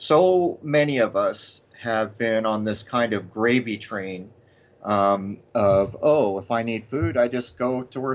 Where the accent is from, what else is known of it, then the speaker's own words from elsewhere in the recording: United States; when I was young in this country